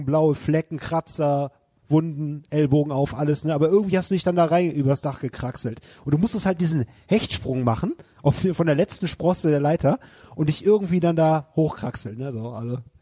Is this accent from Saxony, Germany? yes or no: no; Wermelskirchen, North Rhine-Westphalia, Germany; in meiner Heimatstadt Wermelskirchen gibt es ja das IOZ Bahndamm, was so mein Wohnzimmer war in meiner Jugend